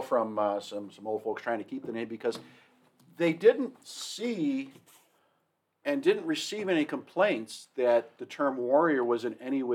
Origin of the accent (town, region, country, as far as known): Kenmore, New York, United States; born or raised there